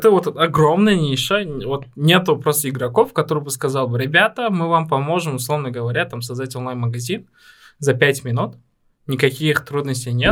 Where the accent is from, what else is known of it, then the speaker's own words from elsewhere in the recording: Tashkent, Uzbekistan; даже несмотря на то, что мы вот мы росли в Ташкенте